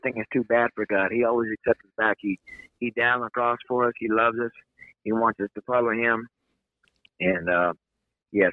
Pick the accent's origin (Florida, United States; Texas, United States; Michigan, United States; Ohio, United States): Texas, United States; Mansfield; I was born in Mansfield, Texas in 1962, and my father he was running a gas station